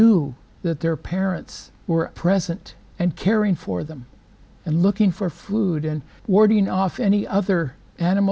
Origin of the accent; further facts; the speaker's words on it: the Northwest, Pacific Northwest, United States; I'm from the Northwest